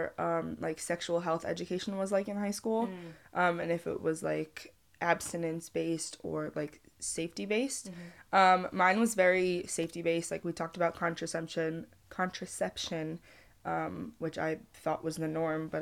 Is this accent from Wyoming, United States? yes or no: no; just outside of Albany, New York, United States; I'm from just outside of Albany